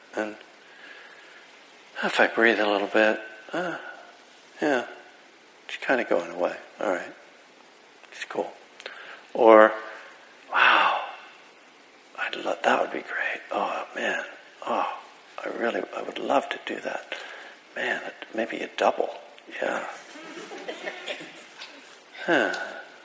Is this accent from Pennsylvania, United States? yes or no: yes; Bethlehem, Pennsylvania, United States; Bethlehem, Pennsylvania, my hometown